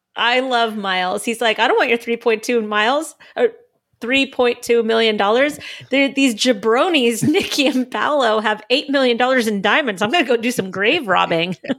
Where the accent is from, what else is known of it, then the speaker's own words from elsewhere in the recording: Southern California, United States; moved away; I come from Southern California